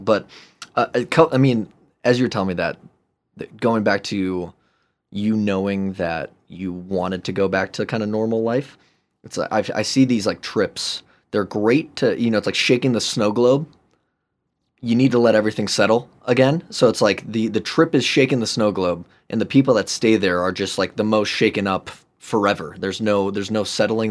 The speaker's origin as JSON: {"language": "English", "town": "Chicago", "region": "Illinois", "country": "United States", "tie": "born or raised there", "also_born_or_lived": "San Francisco", "moved": "as an adult", "said": "I grew up in Chicagoland, love Chicago"}